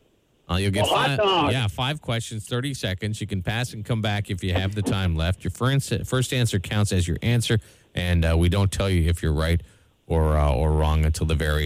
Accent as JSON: {"language": "English", "town": "Brampton", "region": "Ontario", "country": "Canada", "tie": "born or raised there", "said": "I grew up in the thriving metropolis of Brampton, Ontario."}